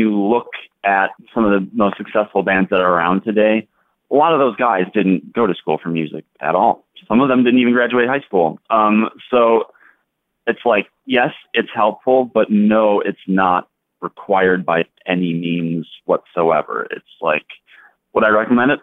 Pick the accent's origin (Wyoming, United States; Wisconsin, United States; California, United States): Wisconsin, United States; Fond du Lac; moved away as an adult; now in Chicago, United States; I currently live in Chicago. I've been here for about 8 years, but I grew up in Fond du Lac, Wisconsin